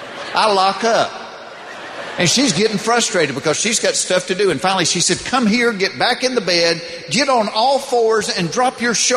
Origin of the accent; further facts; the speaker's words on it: the South, United States; But I was raised in the South, and my mother taught me never to do that in front of a woman